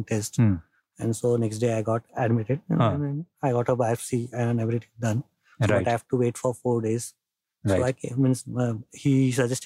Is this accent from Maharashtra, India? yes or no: yes; Pune, Maharashtra, India; I grew up in the Pune, born and brought up in Pune